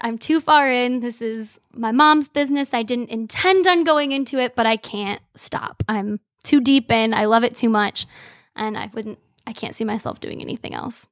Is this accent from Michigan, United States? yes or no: yes; Frankenmuth, Michigan, United States; also born or lived in Bay City, Michigan; I'm born and raised in Frankenmuth, Michigan